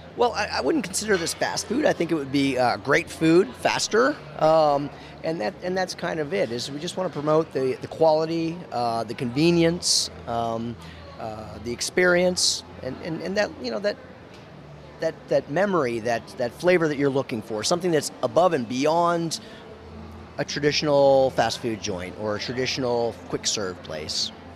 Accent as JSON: {"language": "English", "region": "Maine", "country": "United States", "tie": "born or raised there", "moved": "yes", "said": "I was, you know, born from Maine"}